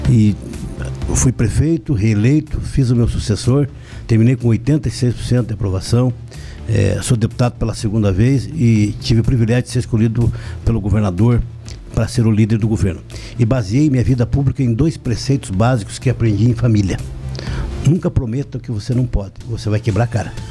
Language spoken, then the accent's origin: Portuguese; União da Vitória, Paraná, Brazil; born there; Eu sou nascido em União da Vitória.